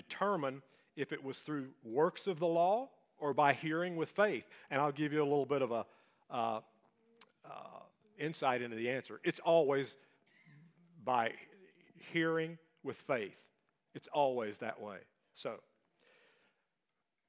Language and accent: English; Appalachia, United States; So now we're Appalachian